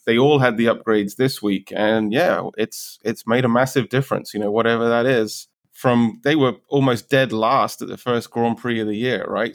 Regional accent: United Kingdom; I'm obviously British

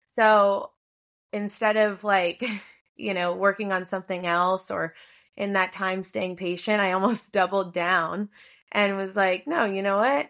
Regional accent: Hilton Head Island, South Carolina, United States; moved away; I'm from Hilton Head Island, South Carolina, originally

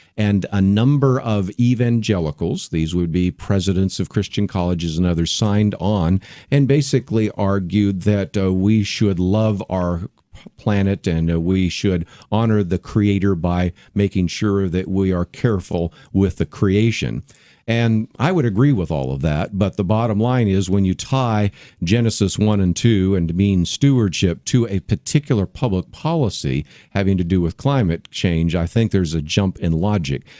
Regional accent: San Francisco Bay Area, California, United States; also born or lived in Berkeley, California; I was born in Berkeley. I grew up in the San Francisco Bay Area

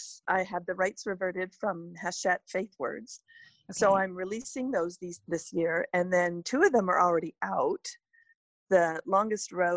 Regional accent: Canada; moved away; also born or lived in West Coast (US); I'm from Canada, but at the moment I live on the West Coast.

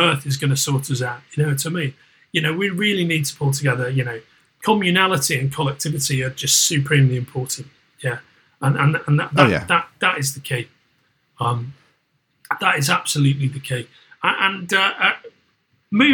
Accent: Merseyside, North West England, United Kingdom; moved away; I'm from Merseyside originally

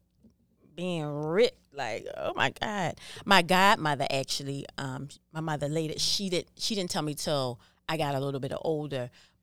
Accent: Maryland, United States; also born or lived in Philadelphia, Pennsylvania; My mother moved here when I was 8 years old. So I was in the third grade when my mother moved here.

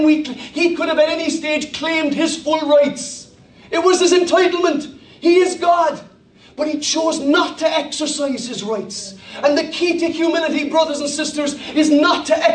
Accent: Ireland; I speak as an Irish person

